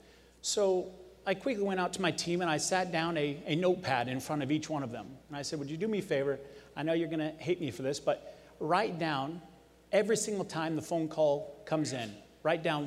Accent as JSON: {"language": "English", "town": "Las Vegas", "region": "Nevada", "country": "United States", "tie": "born or raised there", "said": "I was born and raised in Las Vegas"}